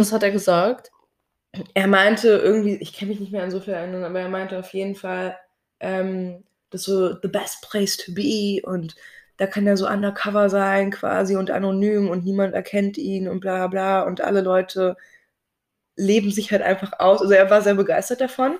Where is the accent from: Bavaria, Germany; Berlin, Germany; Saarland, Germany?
Berlin, Germany; ich wurde hier in Berlin geboren und habe auch Berlin tatsächlich, glaube ich, nie verlassen